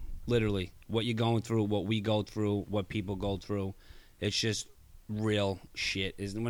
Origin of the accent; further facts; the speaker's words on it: New York City, New York, United States; 29 years old, from Gravesend, Brooklyn.